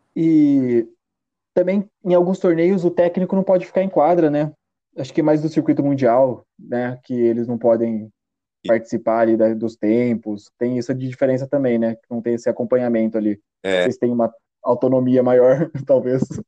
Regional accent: Rio Claro, São Paulo, Brazil; eu sou de Rio Claro, no interior de São Paulo

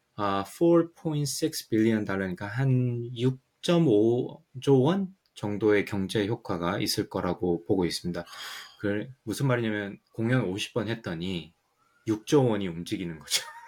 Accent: Ulsan, South Korea; now in United States; 저는 시골 울산이라 가지고 MTV가 없어서

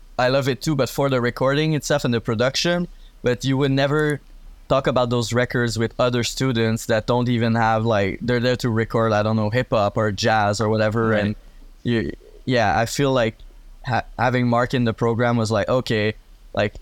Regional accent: Gatineau, Quebec, Canada; moved away as an adult; now in Montreal, Canada; I'm originally from Gatineau, and it had been like a year that I was in Montreal

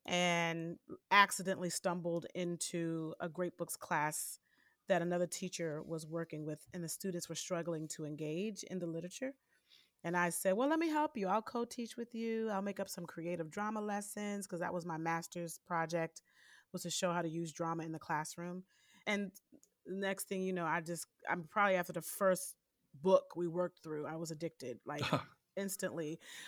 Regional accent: Michigan, United States; Born and raised in Michigan. We go to Michigan at least twice a year.

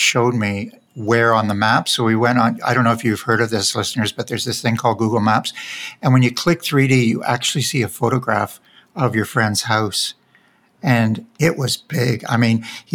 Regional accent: Canada; accent: Canadian

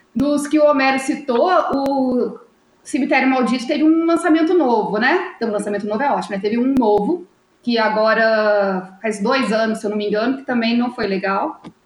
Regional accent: Poços de Caldas, Minas Gerais, Brazil; sou de Poços de Caldas

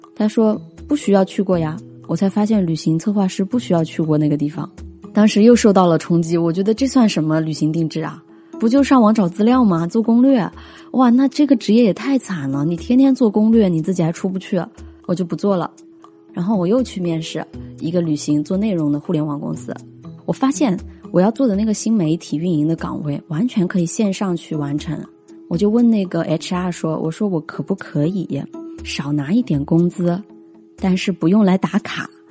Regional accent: Hunan, China; 我是湖南人

